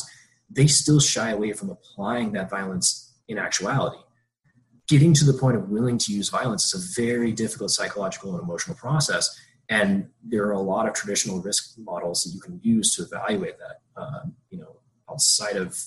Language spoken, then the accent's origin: English; Georgia, United States; I grew up in Georgia